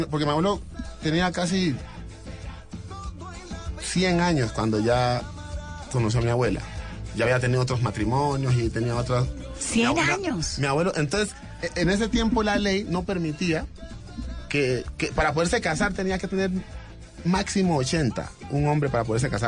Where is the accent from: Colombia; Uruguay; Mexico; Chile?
Colombia; Pacific region; que los, muchachos que venimos del Pacífico